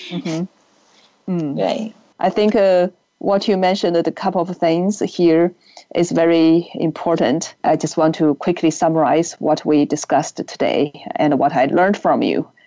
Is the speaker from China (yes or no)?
yes; China; English is a second language; now in United States; up in China, we think we know China